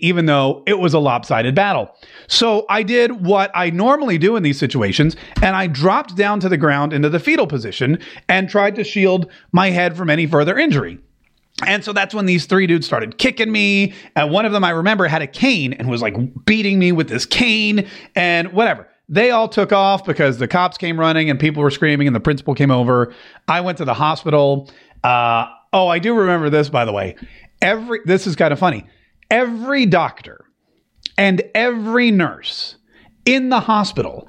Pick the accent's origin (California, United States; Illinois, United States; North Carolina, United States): North Carolina, United States; Growing up in the South, I grew up in North Carolina